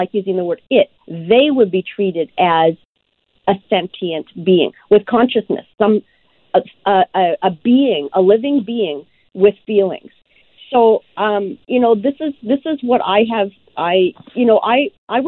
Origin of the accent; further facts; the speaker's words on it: Tanzania; moved away; I was born in Africa. And so, you know, before I was born, we had animals in our home, and I was born not too far from the Serengeti.